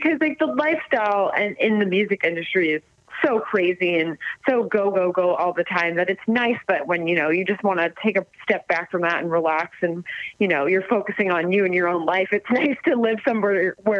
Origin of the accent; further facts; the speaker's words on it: Oakville, Ontario, Canada; also born or lived in Toronto, Canada; now in Alliston, Canada; So I grew up in Oakville, Ontario, and then I went to university for a year before I, you know, took a break from music. So I was actually living in Toronto for a while, which I loved